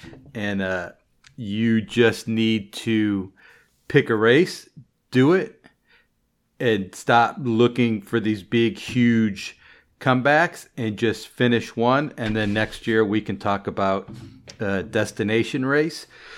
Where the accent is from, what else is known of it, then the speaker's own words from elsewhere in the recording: Chicago, Illinois, United States; now in Baltimore, United States; And I still consider Chicago my hometown race.